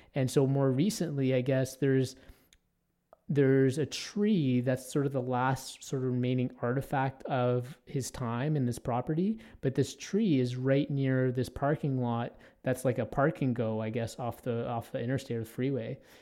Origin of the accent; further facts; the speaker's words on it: Toronto, Ontario, Canada; now in Edmonton, Canada; I grew up in Toronto, which is a huge, obviously, urban environment.